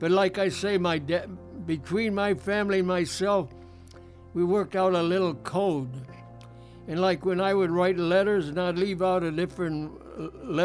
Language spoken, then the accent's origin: English; Defiance, Ohio, United States; moved away as an adult; now in Chicago, United States